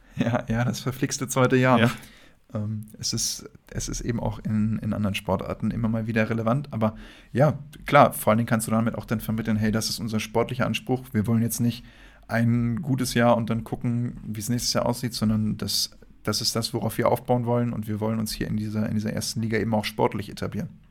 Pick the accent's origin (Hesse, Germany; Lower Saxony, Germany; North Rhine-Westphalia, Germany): Lower Saxony, Germany; Wolfsburg; ich bin ja aus Wolfsburg